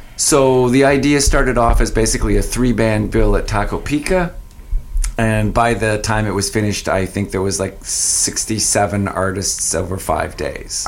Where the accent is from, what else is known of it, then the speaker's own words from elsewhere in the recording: Fredericton, New Brunswick, Canada; moved away as an adult; also born or lived in Ontario / Sackville, New Brunswick; now in Saint John, Canada; I went to Fredericton, which is my hometown, thinking I'd move back to my hometown